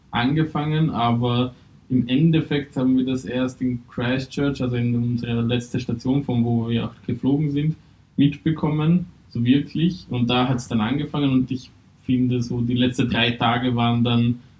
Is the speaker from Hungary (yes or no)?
yes; Hungary; also ich komme halt ursprünglich aus Ungarn